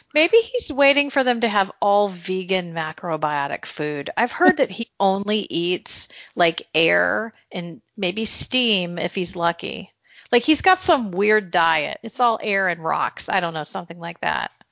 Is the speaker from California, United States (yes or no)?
yes; Northern California, United States; moved away; also born or lived in North Carolina; I had grown up in Northern California